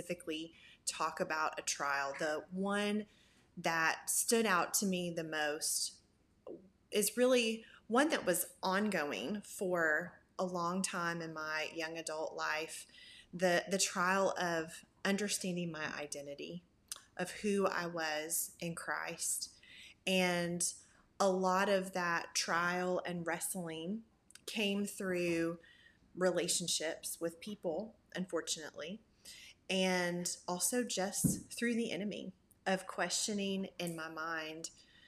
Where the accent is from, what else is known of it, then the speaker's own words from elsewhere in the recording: Memphis, Tennessee, United States; now in Knoxville, United States; I am originally from Memphis, Tennessee, but I have lived in Knoxville, Tennessee for going on almost 19 years now